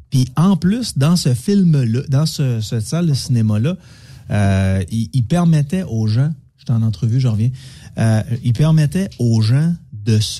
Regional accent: Quebec City, Quebec, Canada; moi, je viens de de, Québec. le Je suis centre-ville de Québec, qui était un trou à marde dans le temps quand je suis né.

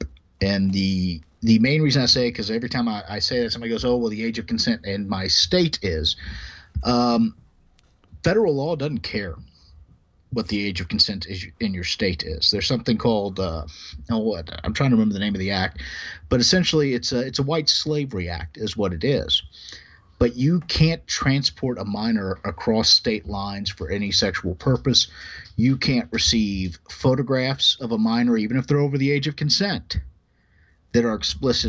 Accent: United States; I'm still an American

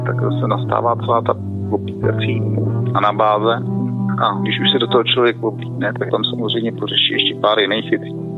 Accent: Liberec, Liberec Region, Czechia; now in Prague, Czech Republic; jsem z Liberce původně

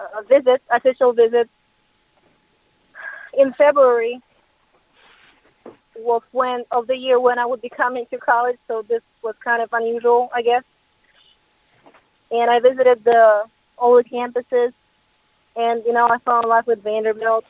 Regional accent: Russia; moved away as an adult; also born or lived in Nashville, United States; I'm originally from Russia

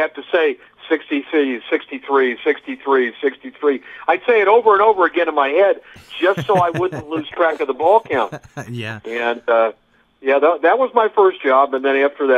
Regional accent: Dayton, Ohio, United States; now in Southern California, United States; I grew up in Dayton, Ohio

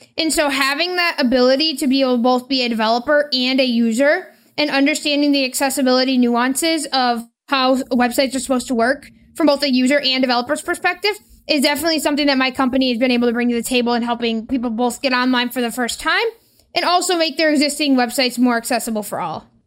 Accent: Michigan, United States; I am from Michigan.

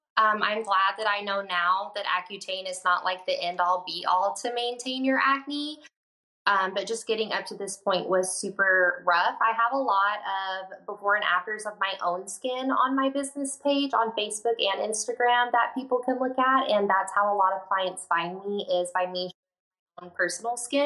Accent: Mesquite, Texas, United States; I did grow up in Texas. I grew up in Mesquite, Texas, which is pretty close to Dallas

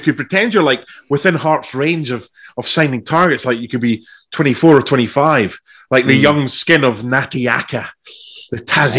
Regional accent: Australia; I'm the Australian Benjamin Button. I'm only 22, honestly

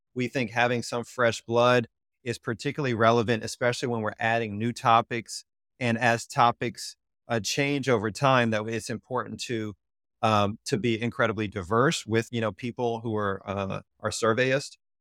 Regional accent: Louisiana, United States; moved away; I'm originally from Louisiana

